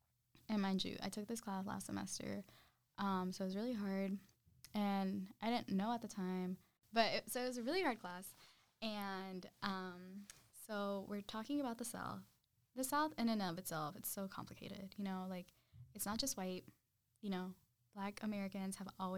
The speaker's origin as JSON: {"language": "English", "region": "Zacatecas", "country": "Mexico", "said": "Like, I'm from Zacatecas, my best friend. She's from Veracruz."}